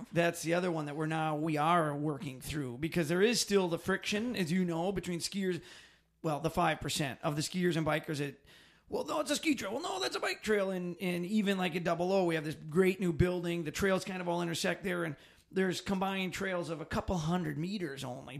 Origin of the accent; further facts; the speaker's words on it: Phillips, Wisconsin, United States; moved away as an adult; was originally from Phillips